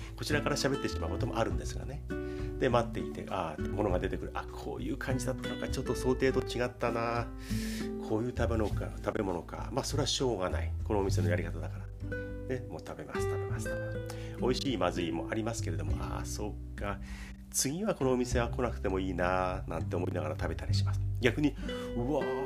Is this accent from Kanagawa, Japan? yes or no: yes; Kanagawa, Japan; 神奈川県生まれ